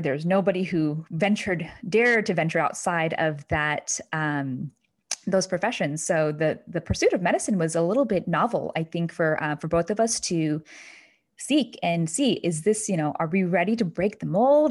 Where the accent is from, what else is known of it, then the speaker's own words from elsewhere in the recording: Kentucky, United States; moved away as an adult; now in New Hampshire, United States; I grew up in a small, intimate town in Kentucky